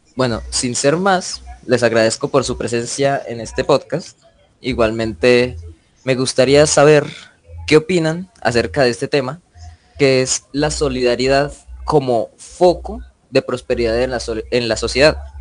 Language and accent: Spanish; Barichara, Santander, Colombia; yo soy de Barichara, un pueblito no muy lejano de aquí de Bucaramanga